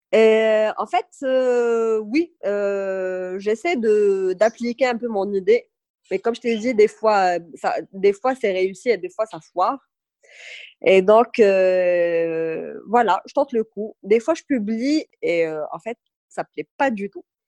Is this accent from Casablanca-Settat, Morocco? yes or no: no; Agadir, Souss-Massa, Morocco; also born or lived in Tafraout; je suis née, j'ai grandi à Kada et là, retour, aux sources